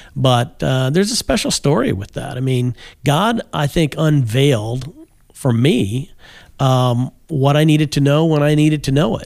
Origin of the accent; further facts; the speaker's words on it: Kokomo, Indiana, United States; I grew up in, uh, Kokomo, Indiana